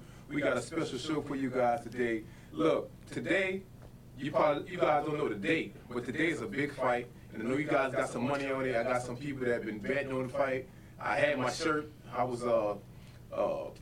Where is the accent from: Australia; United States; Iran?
United States; New Orleans, Louisiana; I'm originally from New Orleans